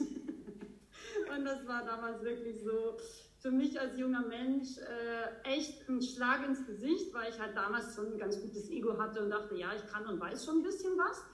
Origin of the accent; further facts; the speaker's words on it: Austria; now in Bavaria, Germany; ich komme ursprünglich aus Österreich, ähm, lebe aber schon sehr, sehr lange in schönen Bayern